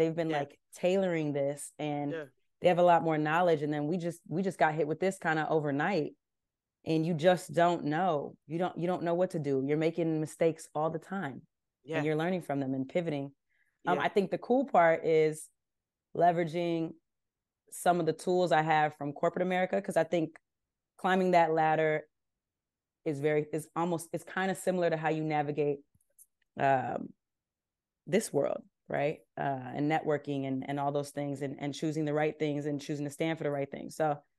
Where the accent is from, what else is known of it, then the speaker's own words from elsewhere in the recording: California, United States; I grew up in Southern California. I'm like a skater kid at the core.